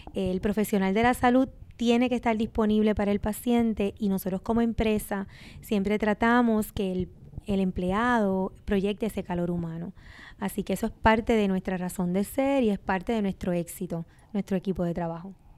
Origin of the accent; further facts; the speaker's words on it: Sabana Grande, Puerto Rico; yo llegué, ¿verdad? A mi pueblo natal, pero joven